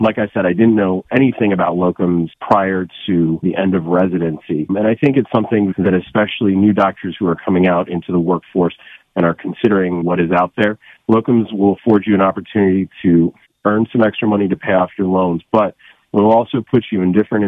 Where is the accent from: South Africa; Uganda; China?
South Africa; moved away; I am originally from South Africa